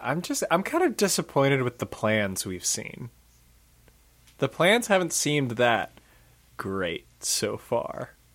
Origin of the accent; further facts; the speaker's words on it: United States; we're American